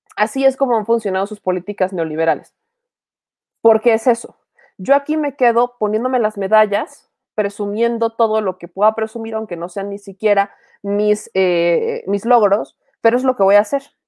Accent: Puebla, Mexico; siendo poblana

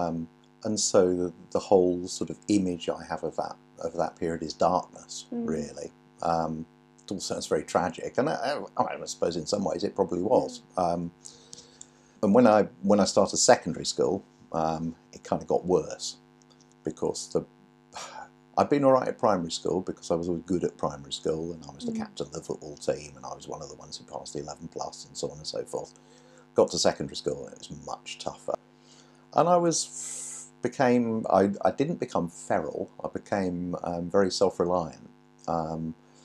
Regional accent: London, United Kingdom; accent: London accent; moved away; also born or lived in Manchester / Stockport; I grew up in London, born in London

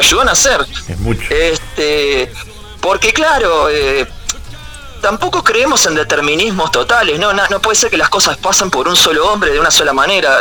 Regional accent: Montevideo, Uruguay; Y yo que soy de Capurro

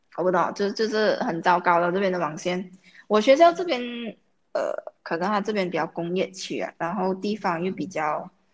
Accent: Malaysia; 因为我们马来西亚人很习惯用英文。啊，尤其我在国际学校，我有好多英文

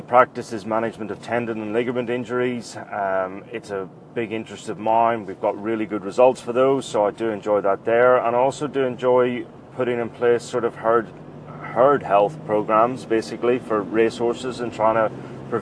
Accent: Northern Ireland, United Kingdom; moved away as an adult; also born or lived in Cambridge, England; now in Melbourne, Australia; I grew up in Northern Ireland

